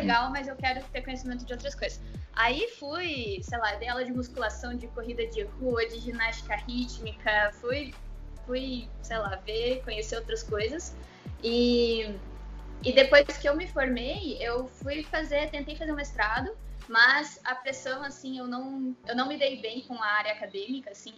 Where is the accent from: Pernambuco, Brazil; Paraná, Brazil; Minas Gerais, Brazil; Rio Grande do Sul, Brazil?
Paraná, Brazil; Curitiba; eu sou de Curitiba